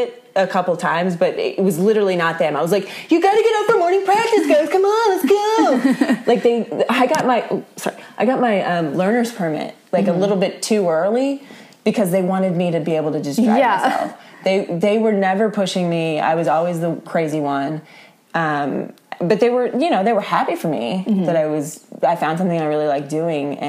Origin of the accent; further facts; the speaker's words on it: Kansas, United States; I'm from Kansas.